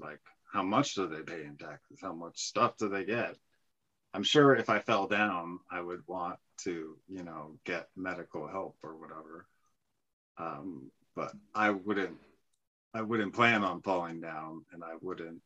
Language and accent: English; San Francisco, California, United States; moved away; I was actually born in San Francisco